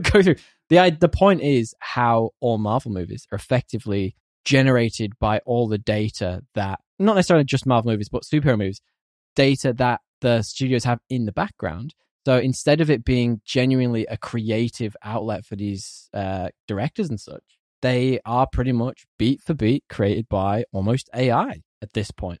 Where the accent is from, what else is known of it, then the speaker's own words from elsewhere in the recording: United Kingdom; As a Brit